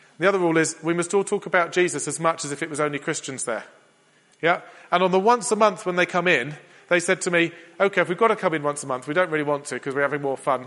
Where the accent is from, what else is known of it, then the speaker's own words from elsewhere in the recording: England, United Kingdom; We're English